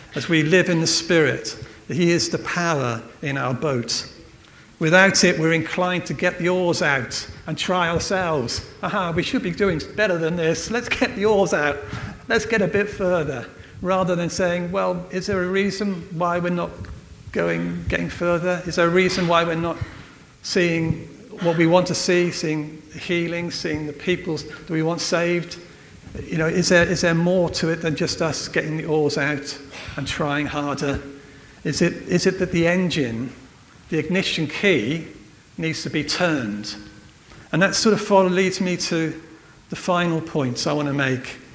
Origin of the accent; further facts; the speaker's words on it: Wales, United Kingdom; I'm from Wales